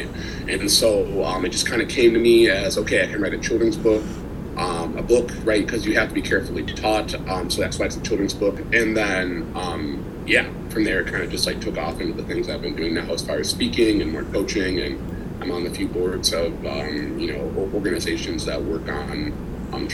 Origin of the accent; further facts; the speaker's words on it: Minneapolis, Minnesota, United States; also born or lived in Washington, D.C.; I'm from Minneapolis, Minnesota